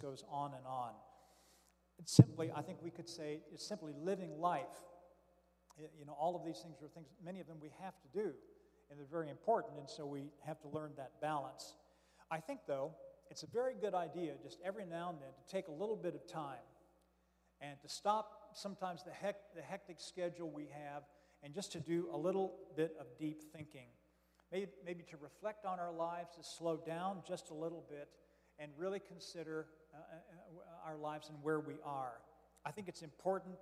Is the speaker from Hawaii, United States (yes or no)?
no; Florence, Kentucky, United States; I am from Florence, Kentucky, just south of Cincinnati, and your guest preacher today